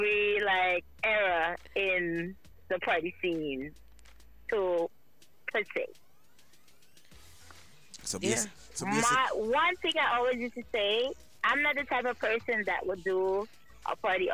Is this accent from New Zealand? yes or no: no; Tobago, Trinidad & Tobago; also born or lived in Trinidad / Maryland / Brooklyn; now in New Jersey, United States; I was originally born in Trinidad, but I grew up in Tobago